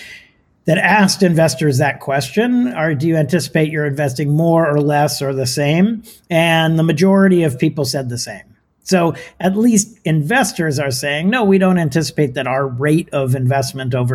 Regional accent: California, United States; also born or lived in Palo Alto, California; as a Californian, I sit here in Palo Alto, California

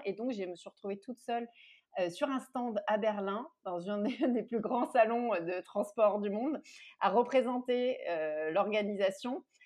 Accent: Marseille, Provence-Alpes-Côte d'Azur, France; j'ai grandi à Marseille

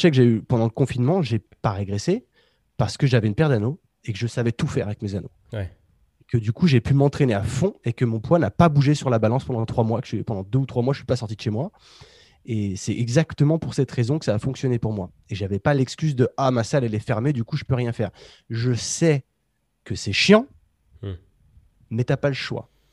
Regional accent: Savoie, Auvergne-Rhône-Alpes, France; je suis de Savoie

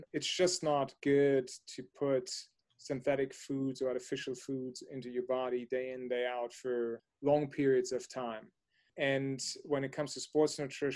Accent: Germany; moved away as an adult; now in United States; So I grew up in Germany, and when I was much younger, was born, raised, grew up, went to school, and had my first job actually in Germany.

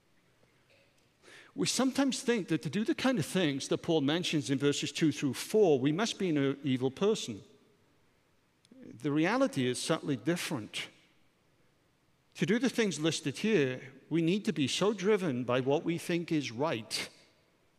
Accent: Wales, United Kingdom; I'm a Welshman.

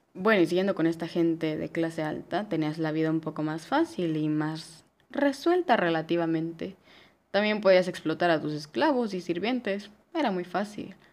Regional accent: Mexico; yo soy mexicana

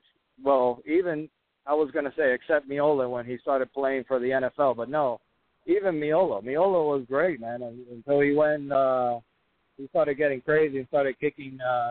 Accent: United States; I'm an American

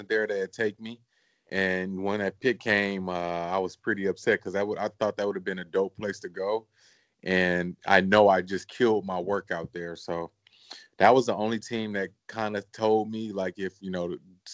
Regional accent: Los Angeles, California, United States; me growing up in Los Angeles, watching the Lakers

